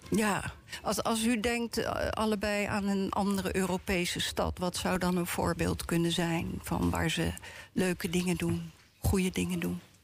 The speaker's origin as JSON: {"language": "Dutch", "town": "The Hague", "region": "South Holland", "country": "Netherlands", "said": "ons als Hagenaar zelf"}